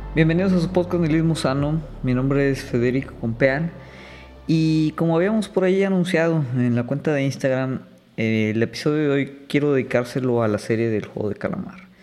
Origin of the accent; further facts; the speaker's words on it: Mexico; nosotros tal vez como mexicanos